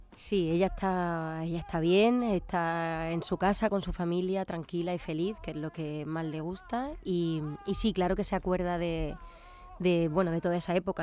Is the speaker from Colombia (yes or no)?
no; Córdoba, Andalusia, Spain; now in Málaga, Spain; soy cordobesa afincada en Málaga ya desde hace un tiempo